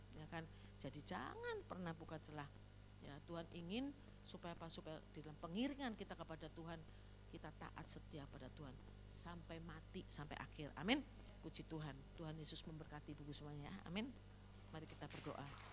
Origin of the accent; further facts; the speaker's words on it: Slawi, Central Java, Indonesia; moved away; also born or lived in Jakarta; Di Slawi, di kota saya, kota kelahiran saya